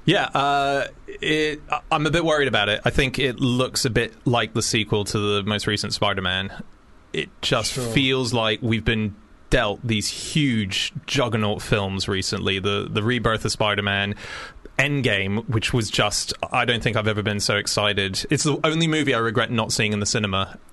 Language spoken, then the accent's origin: English; Australia; I'm an Aussie